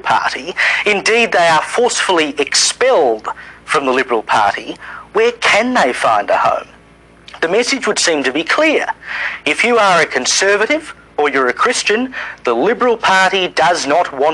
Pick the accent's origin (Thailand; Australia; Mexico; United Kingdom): Australia; South Australia; my home state of South Australia